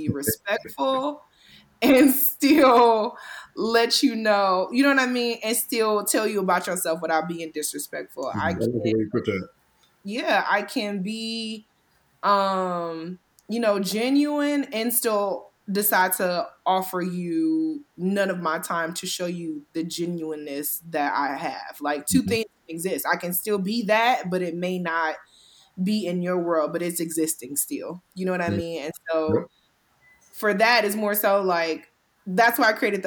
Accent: Cleveland, Ohio, United States; I'm not from New York. I'm from Cleveland

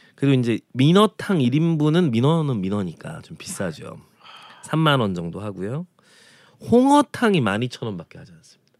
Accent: Jeonju, North Jeolla, South Korea; now in Seoul, South Korea; 저는 전라남도 출신은 아닙니다만 이렇게 어, 사실 전라남도의 음식과는 좀 많이 느낌이 다른 전주가 고향이어서

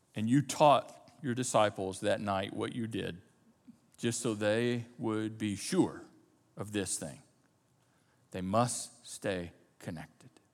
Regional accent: United States; We're Americans. And as American Christians or Christians who happen to live in America, we are born and bred in the context of independence.

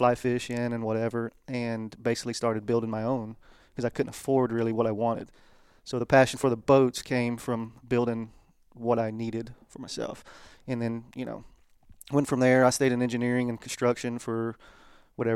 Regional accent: Columbus, Texas, United States; also born or lived in Beaumont, Texas / Kemah, Texas; Born and raised in Columbus, Texas

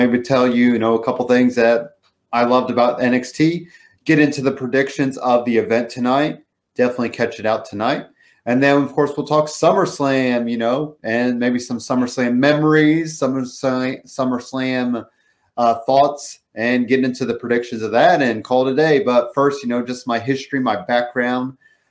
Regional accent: Indianapolis, Indiana, United States; I'm from Indianapolis, Indiana. Live here, watch wrestling here, do a lot here.

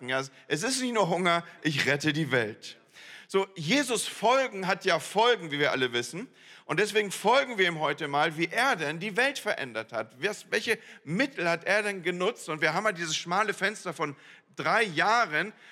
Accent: Northern Germany, Germany; ich komme aus dem Land, wo Moin Moin schon gesabbelt ist, wo man eigentlich nur Moin sagt

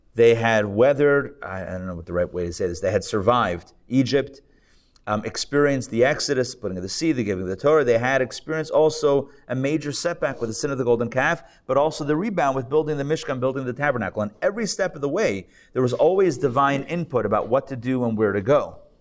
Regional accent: Israel; I'm Israeli, by the way. I was born in Israel

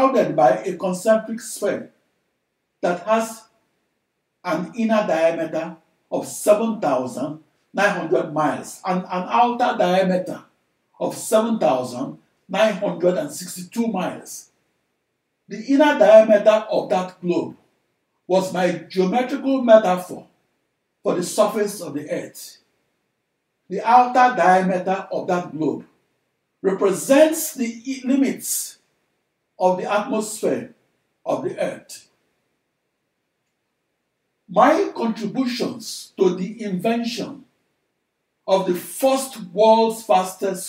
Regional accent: Nigeria; moved away as an adult; now in United States; I'm a Nigerian-born large-scale computational fluid dynamics engineer who came of age in the USA

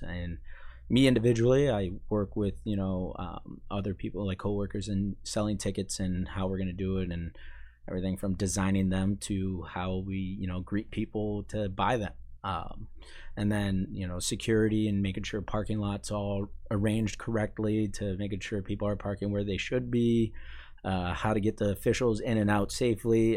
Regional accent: Maine, United States; moved away as an adult; I'm from Maine

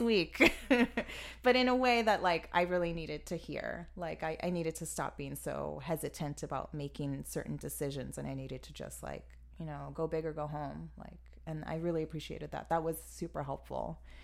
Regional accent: Miami, Florida, United States; moved away as an adult; now in Chicago, United States; I'm originally from Miami, Florida

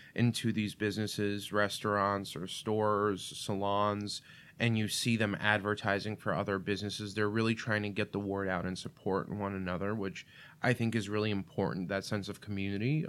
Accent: New York City, New York, United States; first language Russian; English is a second language; moved away as an adult; also born or lived in Russia / Illinois; now in Saint Charles, United States; I grew up in Brooklyn, which, if people aren't familiar, a lot of the pockets in Brooklyn are very Russian. So I didn't start speaking English till I was five years old

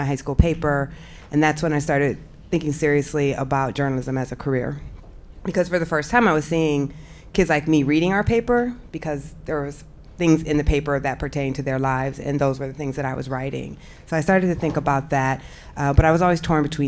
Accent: Iowa, United States; moved away; I'm from Iowa

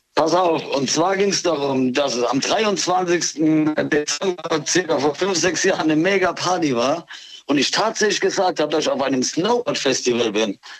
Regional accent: Mannheim, Baden-Württemberg, Germany; aus Seckenheim, Mannheim

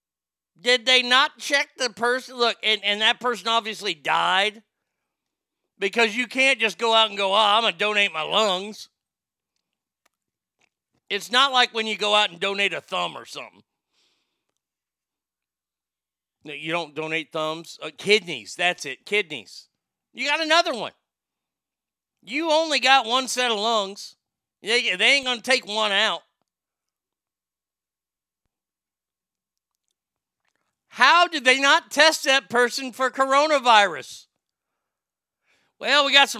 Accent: Texas, United States; moved away; I grew up in Texas

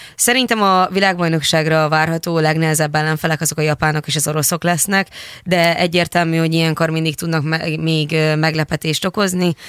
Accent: Hungary; kettő magyarként

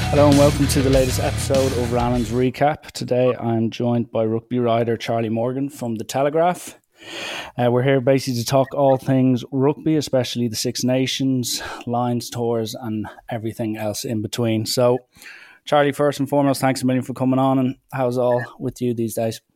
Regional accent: Ireland; as an Irishman

